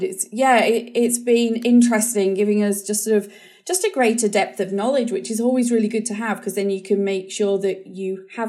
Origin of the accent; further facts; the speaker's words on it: New Zealand; I always just sort of remember growing up in New Zealand, the school experiences were really positive, doing homework on the beach